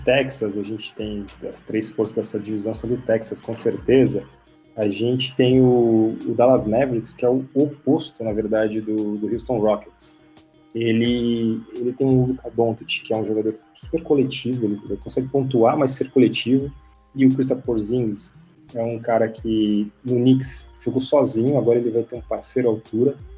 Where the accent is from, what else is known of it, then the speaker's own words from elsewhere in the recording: Brazil; eu sou brasileiro